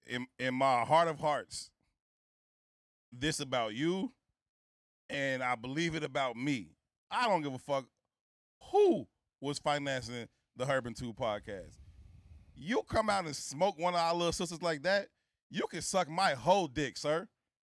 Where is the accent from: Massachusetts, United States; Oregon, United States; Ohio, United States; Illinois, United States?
Illinois, United States; Chicago; I'm from the South Side of Chicago. I don't come from, you know, this extravagant, luxurious lifestyle.